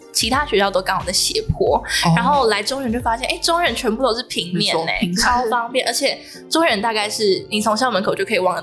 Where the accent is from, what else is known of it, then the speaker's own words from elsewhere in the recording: Nantou County, Taiwan; moved away as an adult; now in Taoyuan, Taiwan; 因为我本身不是桃园人，我是南投人